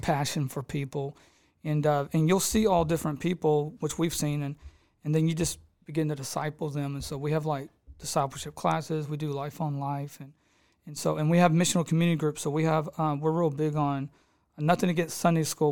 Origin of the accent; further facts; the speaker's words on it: Houston, Texas, United States; I come from Edgebrook, grew up on the streets over there, got in a lot of craziness like most of us do over there in the South Houston area